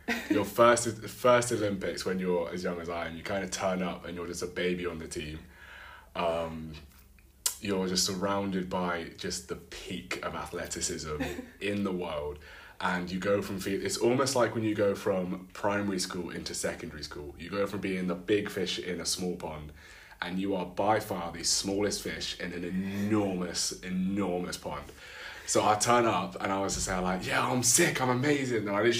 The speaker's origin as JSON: {"language": "English", "country": "United Kingdom", "said": "I'm 22 years old and I am a British high jumper."}